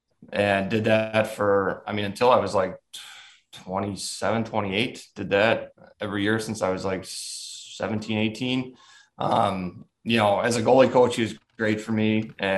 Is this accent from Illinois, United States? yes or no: yes; Lemont, Illinois, United States; Like I say I'm from Chicago, but I'm from Lamont. Like I'm from the south suburbs.